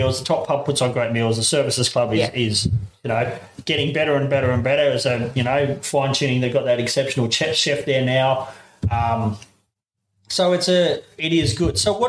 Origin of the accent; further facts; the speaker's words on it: Darwin, Northern Territory, Australia; now in Boorowa, Australia; I grew up in Darwin